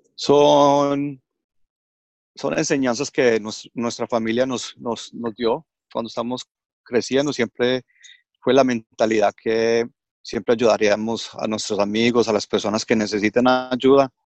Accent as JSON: {"language": "Spanish", "country": "Australia", "tie": "born or raised there", "also_born_or_lived": "Colombia", "said": "me crié acá en Australia, hice todos mis estudios acá, mi primaria, secundaria y universidad acá en Australia. Vivo en Melbourne"}